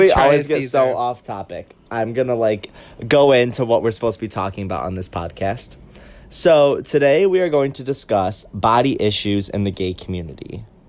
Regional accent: Syracuse, New York, United States; I'm from Syracuse, New York. It's a really beautiful

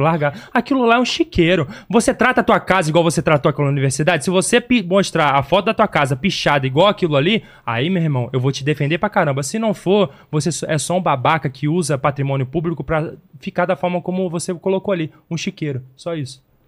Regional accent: Belford Roxo, Rio de Janeiro, Brazil; da onde eu vim, da Baixada Fluminense do Rio de Janeiro

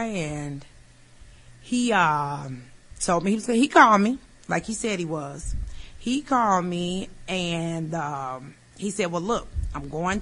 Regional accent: Chicago, Illinois, United States; I'm from Chicago

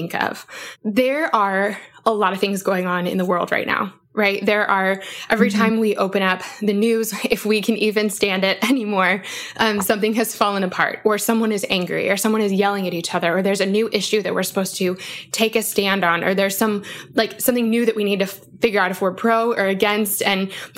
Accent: Aurora, Colorado, United States; I'm technically from Aurora, Colorado

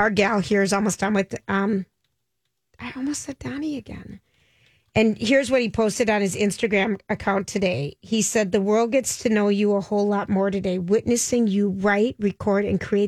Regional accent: Minnesota, United States; we're from Minnesota.

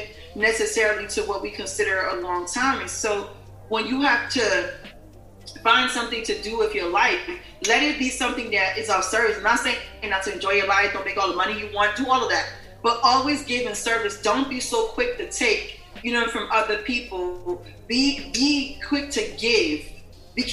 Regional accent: New Jersey, United States; I grew up in New Jersey

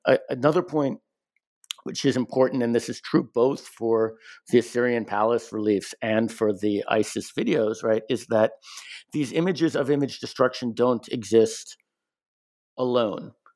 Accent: United States; I'm, I'm an American

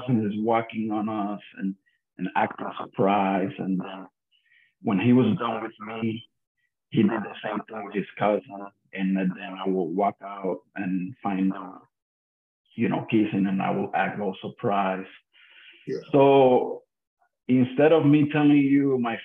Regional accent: Puerto Rico; the street that I grew up in Puerto Rico

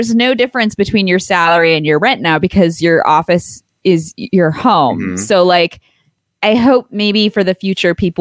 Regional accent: Omaha, Nebraska, United States; moved away; low rent, like my hometown where I was raised

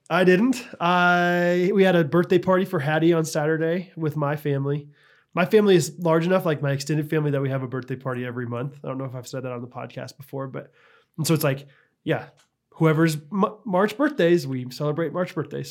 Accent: Midwest, United States; I'm from the Midwest, so I say eggs.

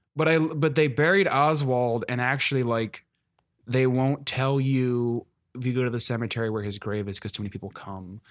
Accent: Maryland, United States; I'm from Maryland

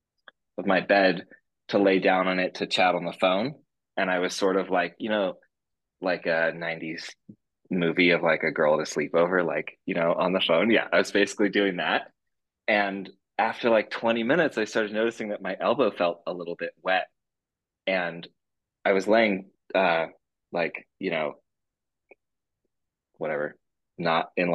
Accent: Northern California, United States; I was born in Northern California

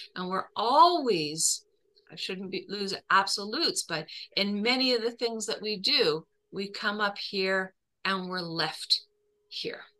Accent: Canada; as a Canadian

